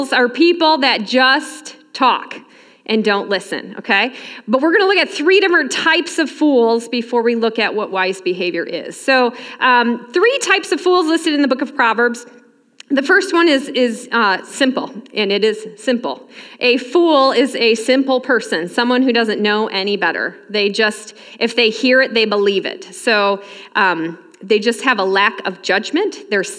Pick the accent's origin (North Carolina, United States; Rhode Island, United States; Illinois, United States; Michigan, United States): Michigan, United States; moved away as an adult; now in Elbing, United States; I grew up in Michigan, worked at a camp ministry up there for a while